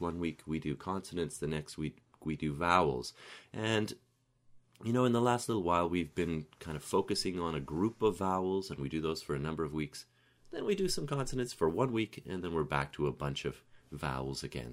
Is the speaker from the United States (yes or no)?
no; Canada; growing up in Canada